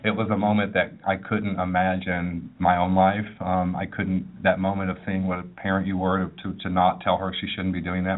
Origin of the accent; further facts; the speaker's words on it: Manchester, Tennessee, United States; I grew up in Middle Tennessee in a small town uh, named Manchester